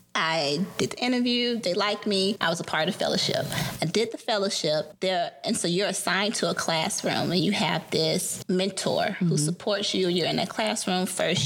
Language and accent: English; Atlanta, Georgia, United States; hearkening back to my life growing up in Atlanta, how much of me was so connected to knowing my history.